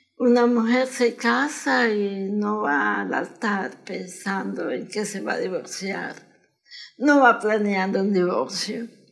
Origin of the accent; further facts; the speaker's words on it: Managua, Nicaragua; moved away as an adult; now in United States; Nací en Managua.